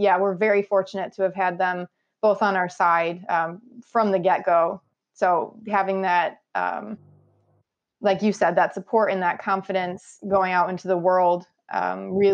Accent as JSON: {"language": "English", "town": "Buffalo", "region": "New York", "country": "United States", "tie": "born or raised there", "said": "my hometown of Buffalo"}